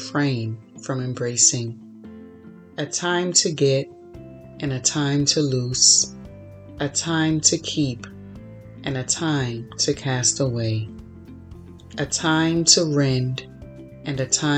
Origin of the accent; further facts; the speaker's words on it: Florida, United States; moved away as an adult; also born or lived in Chicago; now in California, United States; I was born and raised in Florida. Then I moved to Chicago, lived there for 8 years, and then moved to California